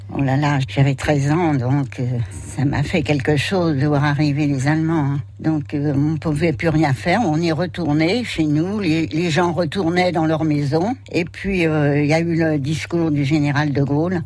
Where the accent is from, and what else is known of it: Gagny, Île-de-France, France; born or raised there; also born or lived in Pantin; now in Sainte-Hermine, France